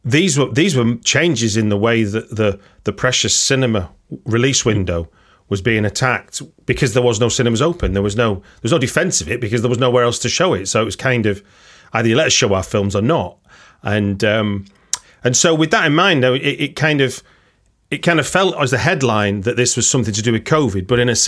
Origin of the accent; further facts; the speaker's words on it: Manchester, North West England, United Kingdom; a place that people who might recognise my accent is a place from where, it's from where I grew up.